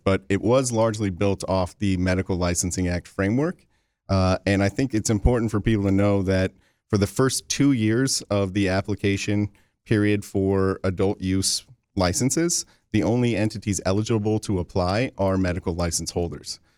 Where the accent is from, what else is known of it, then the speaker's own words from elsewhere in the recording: Lansing, Michigan, United States; I'm from the Lansing area